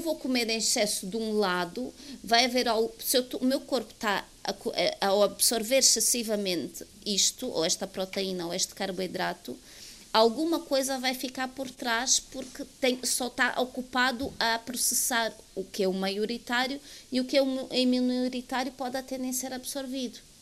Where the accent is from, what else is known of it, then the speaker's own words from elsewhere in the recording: Angola; eu vivo em Angola, sou angolana